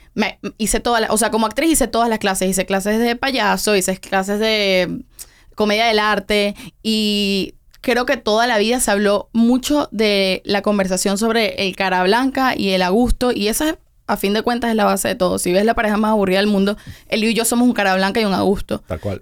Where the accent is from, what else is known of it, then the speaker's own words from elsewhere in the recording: Venezuela; also born or lived in Tenerife, Spain; now in Miami, United States; nos fuimos a Venezuela cuando yo tenía como un año. Entonces realmente yo me crié completamente en Venezuela